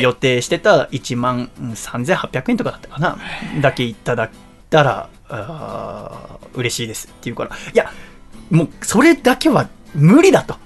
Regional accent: Yokohama, Kanagawa, Japan; 東戸塚の実家

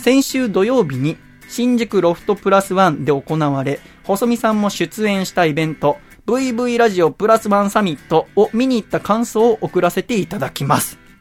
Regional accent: Yokohama, Kanagawa, Japan; 横浜の私の実家

